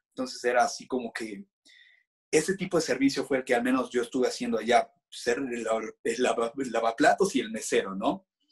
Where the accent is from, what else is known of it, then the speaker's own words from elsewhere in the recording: Mexico; somos los extranjeros, ¿no? Somos los, los mexicanos